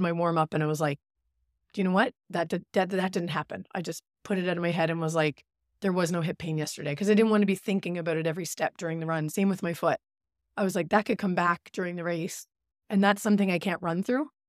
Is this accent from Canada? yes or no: yes; Newfoundland and Labrador, Canada; moved away; also born or lived in Goose Bay; I'm from Labrador